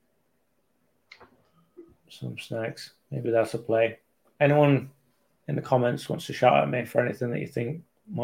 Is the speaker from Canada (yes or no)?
no; England, United Kingdom; moved away; I'm from England